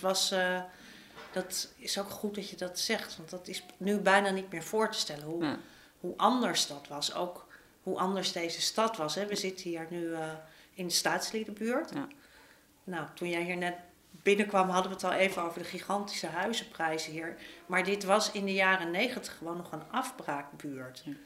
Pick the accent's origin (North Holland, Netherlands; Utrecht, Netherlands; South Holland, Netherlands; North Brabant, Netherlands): North Holland, Netherlands; Amsterdam; ik ben opgegroeid in Amsterdam-Zuid